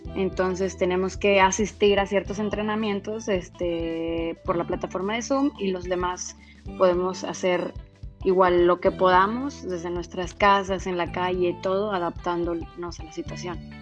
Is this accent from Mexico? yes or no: yes; San Luis Potosí, Mexico; moved away as an adult; now in Monterrey, Mexico; soy originaria de San Luis Potosí, pero llevo siete años viviendo aquí en Monterrey, Nuevo León